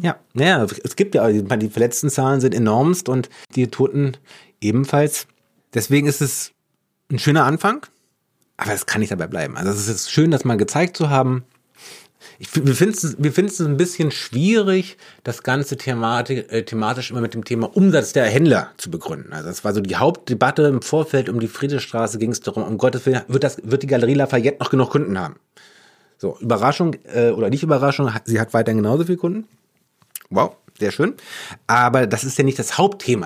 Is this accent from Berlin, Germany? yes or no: yes; Berlin, Germany; Wir sind Berlinerinnen, wir sind Berliner, wir mögen eigentlich alle auch unsere Stadt